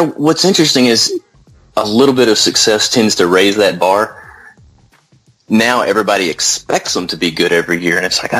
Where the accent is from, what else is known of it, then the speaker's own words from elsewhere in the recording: Texas, United States; You can't grow up in Texas without being a football fan first, really.